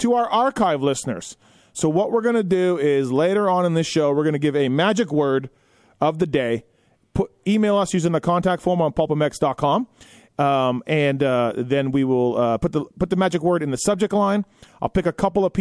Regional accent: Canada; I'm Canadian.

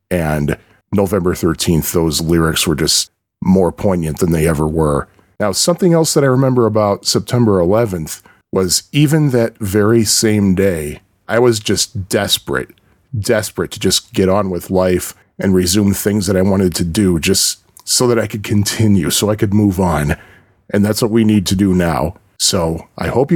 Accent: Chicago, Illinois, United States; moved away as an adult; also born or lived in Jersey Shore, New Jersey; I live in Chicago. I grew up in the Chicago area.

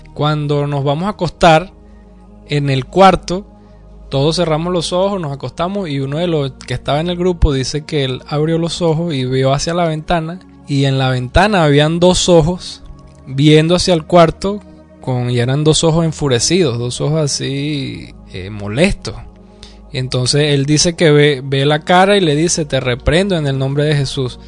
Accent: Venezuela; se nota que soy de Venezuela

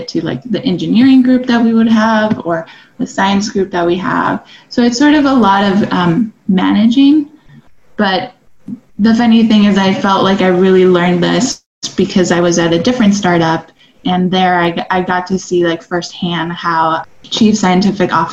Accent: El Paso, Texas, United States; also born or lived in Austin, Texas; I'm from El Paso, Texas

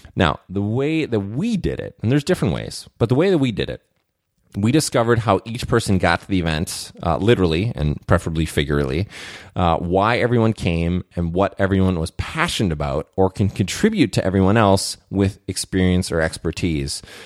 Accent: Saint Paul, Minnesota, United States; I grew up in Saint Paul, Minnesota

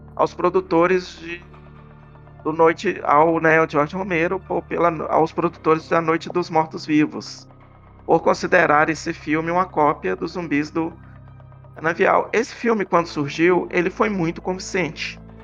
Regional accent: Belo Horizonte, Minas Gerais, Brazil; Que eu sou de Belo Horizonte

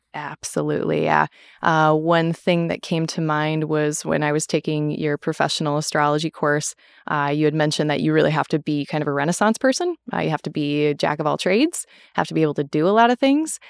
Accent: Minnesota, United States; now in Wisconsin, United States; I am originally from Minnesota, but I live in Wisconsin

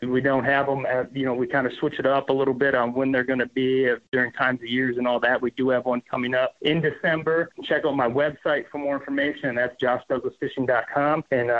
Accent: Minnesota, United States; Because I'm from Minnesota, we have as many largemouth as we have smallmouth.

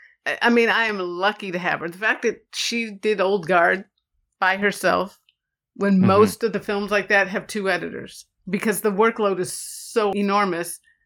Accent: Pacific Grove, California, United States; also born or lived in Chicago; Yeah. So raised in Pacific Grove, California was the bulk of my upbringing. And it's a place up north near Carmel, Pebble Beach.

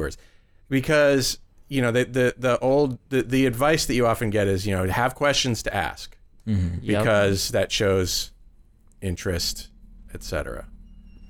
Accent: Massachusetts, United States; now in Iowa, United States; I'm not from Iowa. I'm from Massachusetts. Just came out here 15 or 16 years ago

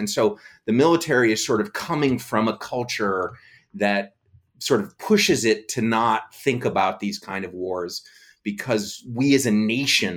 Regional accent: United States; We're as an American culture

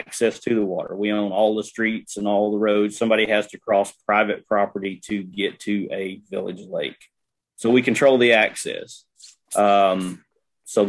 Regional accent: Jessieville, Arkansas, United States; I grew up in Jesseville, went to Jesseville from kindergarten through graduation

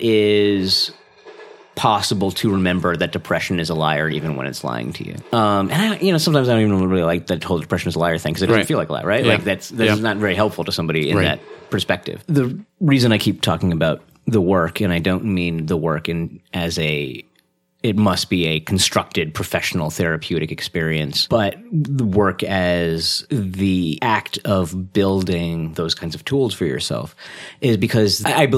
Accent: India; I'm Indian, you can't tell, but it's happening.

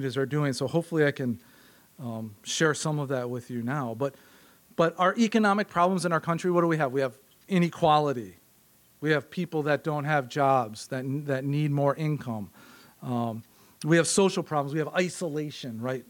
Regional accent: Green Bay, Wisconsin, United States; I'm from Wisconsin. In my intro, I said I'm from Green Bay.

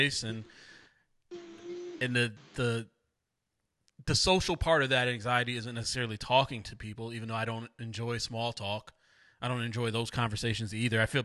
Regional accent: Waterbury, Connecticut, United States; I grew up pretty much my whole life. We moved when I was 2. Plaza Avenue, right off of Willow Street. I lived there from 2 to 18

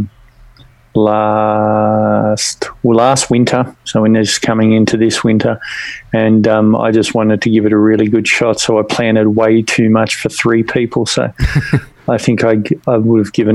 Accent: Australia; the way that we're not American is it's basically the same continental landmass with only 27 million people

